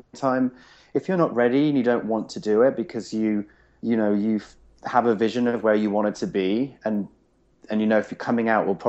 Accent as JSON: {"language": "English", "region": "England", "country": "United Kingdom", "moved": "yes", "lives_now": "United States", "said": "I'm English"}